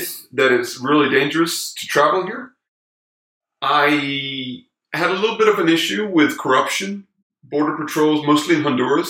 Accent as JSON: {"language": "English", "country": "Denmark", "moved": "as an adult", "lives_now": "Cali, Colombia", "said": "I got kind of fed up with the suburban life in Denmark. I'm from Denmark."}